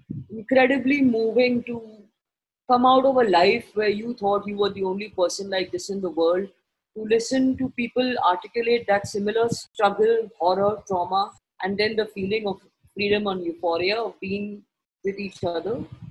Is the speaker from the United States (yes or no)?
no; Mumbai, Maharashtra, India; We are people from Bombay, on the beach, feeling this euphoria of being in each other's company and eating good food and talking.